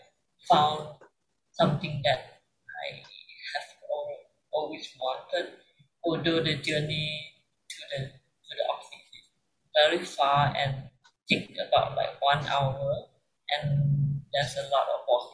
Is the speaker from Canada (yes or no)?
no; Malaysia; moved away as an adult; now in Kuala Lumpur, Malaysia; my hometown is like a very small place, small state, but now I'm living alone in the capital